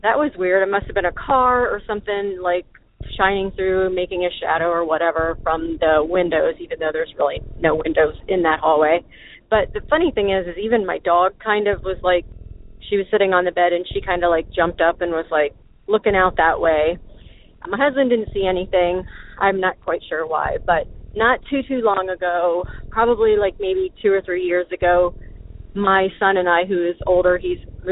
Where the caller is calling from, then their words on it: Ohio, United States; I'm calling from Ohio